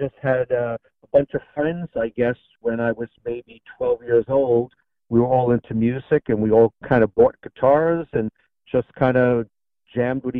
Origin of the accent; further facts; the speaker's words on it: New York City, New York, United States; I grew up in Astoria, Queens, New York.